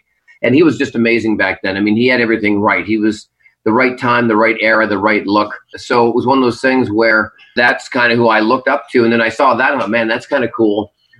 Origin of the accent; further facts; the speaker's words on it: Burnaby, British Columbia, Canada; moved away as an adult; also born or lived in Florida; now in Las Vegas, United States; I was born at the Vancouver General Hospital, and, I was born and raised in Burnaby